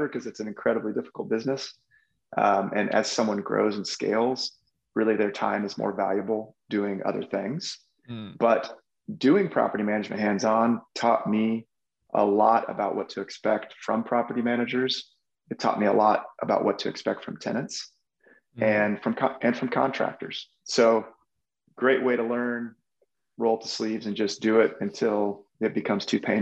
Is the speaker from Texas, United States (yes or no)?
yes; Texas, United States; moved away; also born or lived in Omaha, Nebraska; growing up in Texas and just traveling around the world, I had picked up Spanish